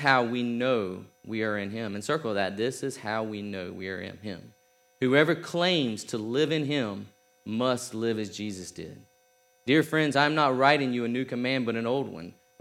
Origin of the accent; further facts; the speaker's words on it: South Georgia, United States; I'm from South Georgia.